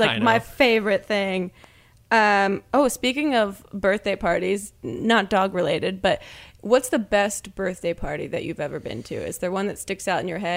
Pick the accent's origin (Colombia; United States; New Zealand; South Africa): United States; New Jersey; also born or lived in New York; now in California, United States; I grew up in New Jersey and then moved to New York and then California